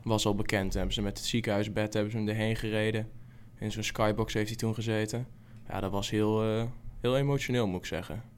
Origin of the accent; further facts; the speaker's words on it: Zevenaar, Gelderland, Netherlands; Waar ik vandaan kom, dat is Zevenaar, is in principe Vitesse-gebied